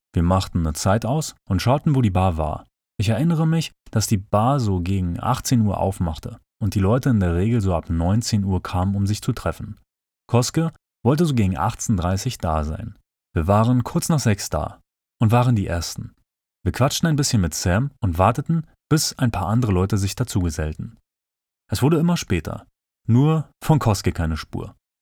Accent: Berlin, Germany; now in Japan; Als Berliner

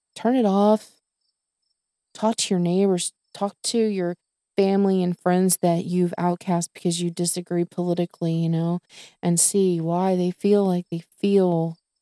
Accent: the South, United States; I was born and raised in the South

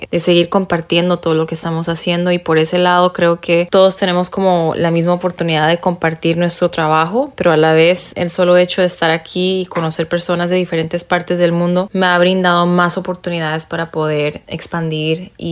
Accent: New York, United States; born there; also born or lived in Bolivia; yo nací en Nueva York y también viví en Bolivia unos años

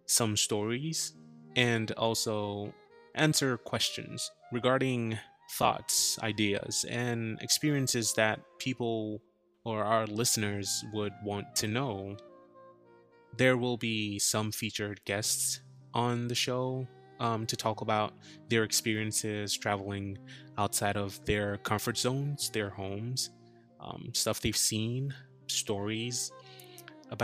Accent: Ghana; moved away as an adult; now in New Jersey, United States; I am originally a Ghanaian, but I moved to the United States in 2018

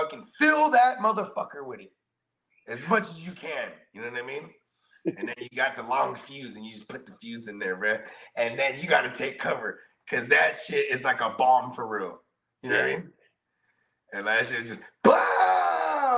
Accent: the Bay Area, California, United States; moved away; I'm from the Bay

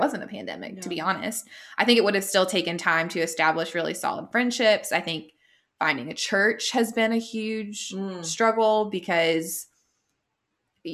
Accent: Florida, United States; moved away as an adult; now in Charlotte, United States; had moved back to my hometown

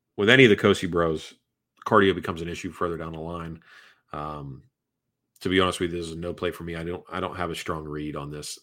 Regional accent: Northeast, United States

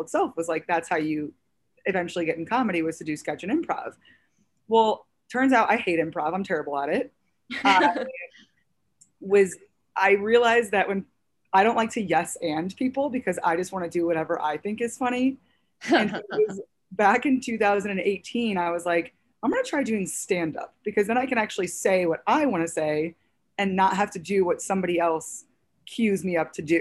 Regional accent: St. Louis, Missouri, United States; now in New York City, United States; I'm originally from St. Louis, Missouri

